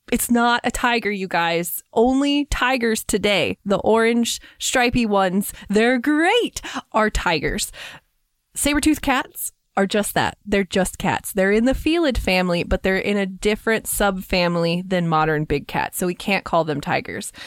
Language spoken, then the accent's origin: English; Kansas, United States; I grew up with them in Kansas